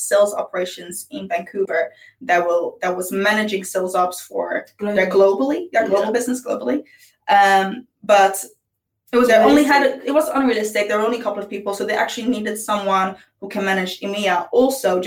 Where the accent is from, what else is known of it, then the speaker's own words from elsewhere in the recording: Netherlands; moved away; I'm from Holland